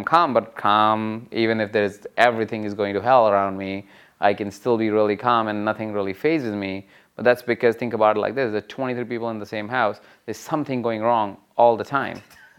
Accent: India; I think irrespective of the country that you come from, I came from India, you can come from Macedonia

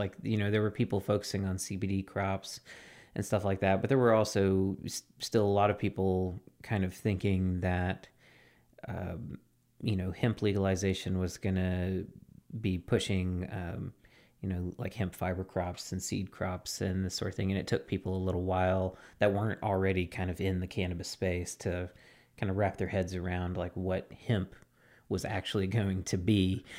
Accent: Mississippi, United States; like in my home state of Mississippi, like it's taken them forever to get their hemp rules

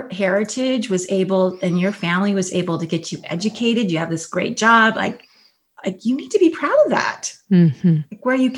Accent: California, United States; I grew up in California

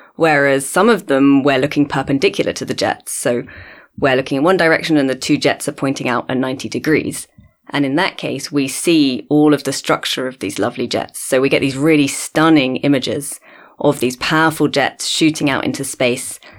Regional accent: London, United Kingdom; moved away as an adult; also born or lived in Cambridge, United Kingdom; now in Cape Town, South Africa; I grew up in London originally, but I've been here in South Africa in Cape Town for nearly five years now.

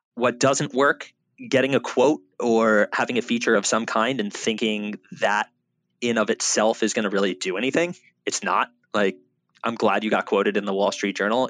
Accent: Boca Raton, Florida, United States; growing up in South Florida and Boca Raton

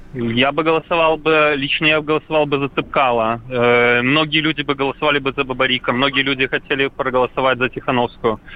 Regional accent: Belarus; Я белорус, вот 26 лет мне

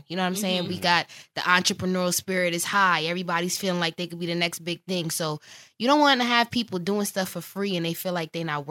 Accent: New York City, New York, United States; moved away; also born or lived in Baltimore; I just went to Morgan. I'm from New York

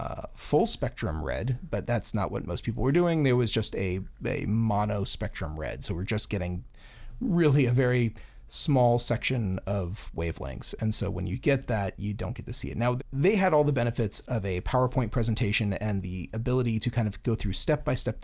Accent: Florida, United States; Yeah, well, I'm from Florida. Whoa. Yeah, yeah, so, I guess that is the South.

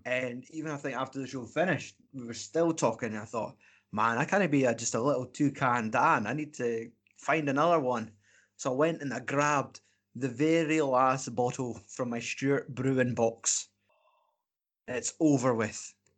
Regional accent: Scotland, United Kingdom; we're Scottish

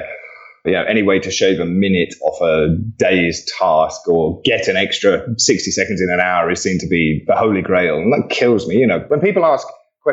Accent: England, United Kingdom; Being an Englishman

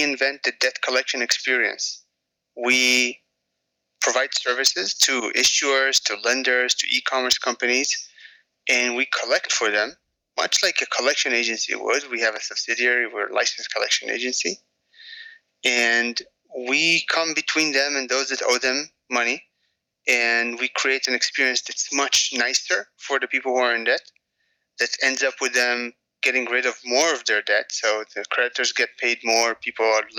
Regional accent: a suburb of Tel Aviv, Tel Aviv District, Israel; moved away; I grew up in Israel

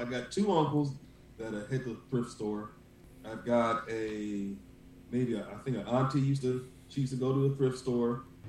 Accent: Akron, Ohio, United States; I'm from Akron, Ohio, born and raised here all my life. 40-year-old man, married, got a beautiful 8-year-old daughter.

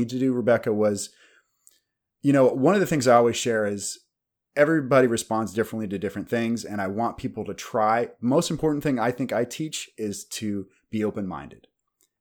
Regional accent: Kansas, United States; I'm from Kansas in the Midwest

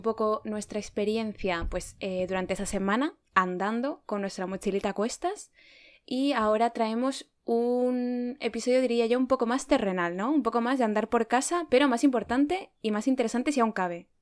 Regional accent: Spain; also born or lived in Madrid

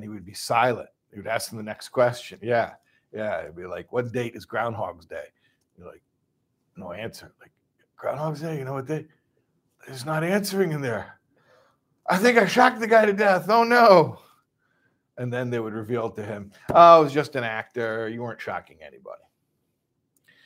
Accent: Chicago, Illinois, United States; I'm from Chicago

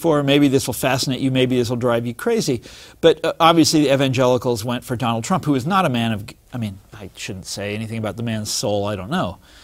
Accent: Kansas City, United States; I'm from Kansas City. And when I was in high school there

